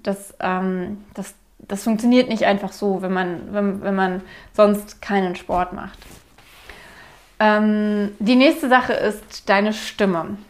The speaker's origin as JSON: {"language": "German", "region": "Berlin", "country": "Germany", "said": "Ich war mir als Berlinerin komplett bewusst, dass ich Enden verschlucke"}